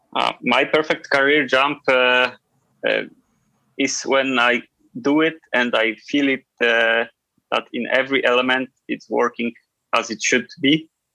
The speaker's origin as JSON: {"language": "English", "town": "Nowy Targ", "region": "Lesser Poland", "country": "Poland", "tie": "born or raised there", "second_language": "English", "said": "I was born in Nowy Targ, but it's only 15 or 20 kilometers Zakopane"}